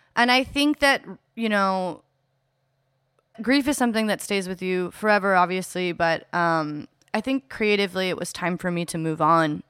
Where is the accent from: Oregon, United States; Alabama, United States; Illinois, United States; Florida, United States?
Oregon, United States; Eugene; I grew up in Eugene, Oregon, uh, in the Pacific Northwest